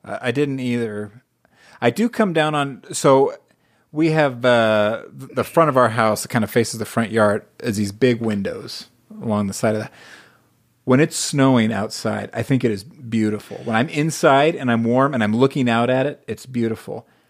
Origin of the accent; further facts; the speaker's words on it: United States; also born or lived in Hawaii / Las Vegas, Nevada; now in Utah, United States; I grew up in, in Southern California and Hawaii